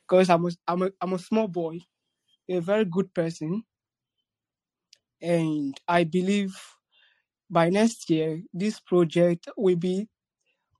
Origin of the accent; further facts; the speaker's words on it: Nigeria; I'm from Africa, Nigeria precisely.